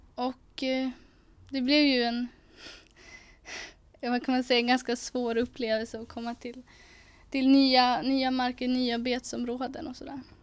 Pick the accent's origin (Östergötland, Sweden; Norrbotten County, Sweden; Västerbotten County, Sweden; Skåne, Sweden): Västerbotten County, Sweden; Umeå; Jag är 19 eh, år och bor här i Umeå. Uppvuxen här och kommer härifrån staden